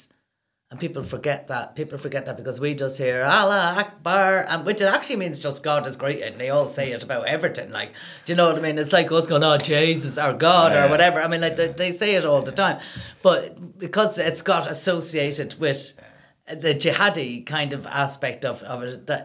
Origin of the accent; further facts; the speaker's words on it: Ireland; I grew up in Ireland where, you know, until the late 80s, women didn't have a right to divorce